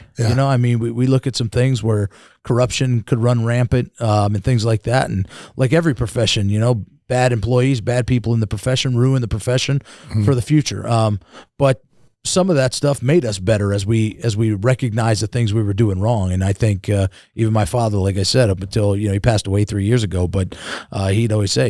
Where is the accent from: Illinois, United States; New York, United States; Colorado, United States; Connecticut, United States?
New York, United States; born there; So my dad was a police officer in New York. I was born in New York.